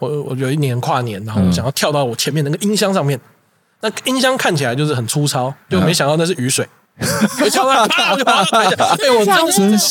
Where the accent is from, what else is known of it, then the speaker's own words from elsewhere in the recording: Kaohsiung, Taiwan; 因为最大场就是我说高雄那一场，那一场印象很深刻，是因为我的家乡我是高雄人，